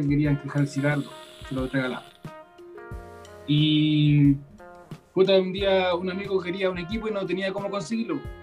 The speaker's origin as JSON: {"language": "Spanish", "town": "Quilpué", "region": "Valparaíso", "country": "Chile", "said": "Yo soy acá de la quinta región de Quilpué, somos de acá nosotros"}